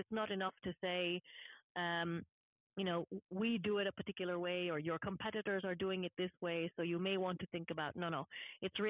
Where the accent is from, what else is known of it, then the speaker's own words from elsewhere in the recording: Houston, Dallas area, Texas, United States; moved away as an adult; also born or lived in Massachusetts / Washington, D.C. / Germany; now in Switzerland; I'm from the Houston, Dallas area